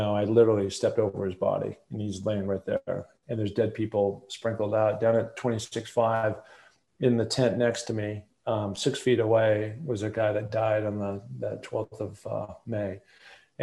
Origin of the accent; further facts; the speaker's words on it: Seattle, Washington, United States; I grew up in Seattle, Washington